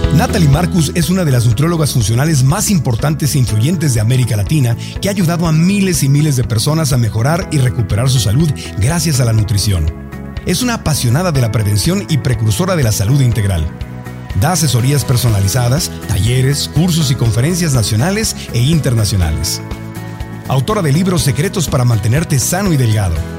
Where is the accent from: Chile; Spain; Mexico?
Mexico; now in United States; llevo tantos años viviendo en Estados Unidos, al principio como mexicano